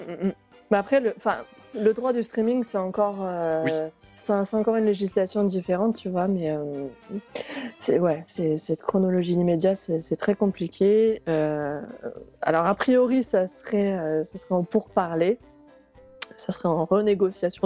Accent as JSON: {"language": "French", "country": "France", "said": "chez nous en France"}